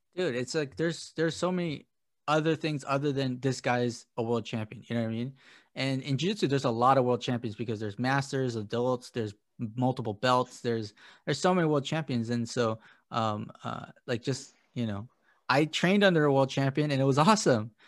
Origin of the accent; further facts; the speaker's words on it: United States; I'm an American